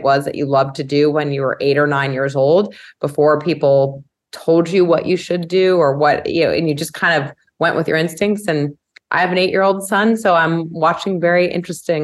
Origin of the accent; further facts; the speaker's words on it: New York City, New York, United States; I'm a native New Yorker. I've made it all of 20 blocks in my life